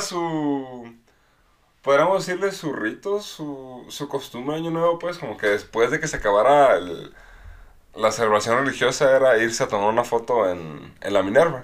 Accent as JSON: {"language": "Spanish", "country": "Mexico", "said": "nuestra cultura como mexicanos"}